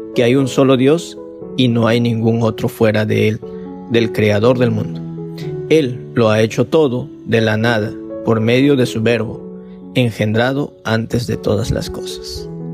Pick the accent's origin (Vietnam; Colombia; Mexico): Vietnam